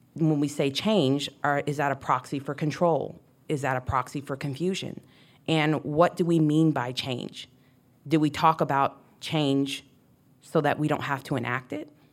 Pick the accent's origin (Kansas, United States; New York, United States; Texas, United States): Texas, United States; moved away; The way we speak, we, I say, would say y'all, I'm from Texas